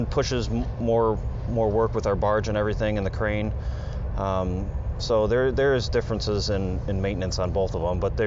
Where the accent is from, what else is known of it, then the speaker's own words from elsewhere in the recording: Cleveland, Ohio, United States; I grew up outside of Cleveland, suburbs of Cleveland